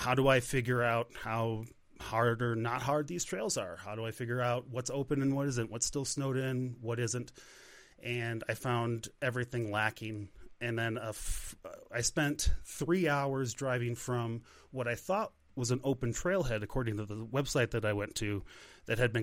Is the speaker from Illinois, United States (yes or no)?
yes; Chicago, Illinois, United States; moved away as an adult; now in Monument, Colorado, United States; I live in Monument, Colorado now. I grew up in Chicago. Chicago was my home for 35 years